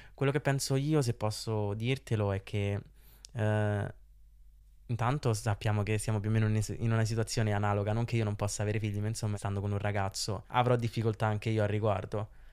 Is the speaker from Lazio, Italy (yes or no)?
yes; Rome, Lazio, Italy; accent: Roman; ero abbastanza romano, ma d'altronde sono romano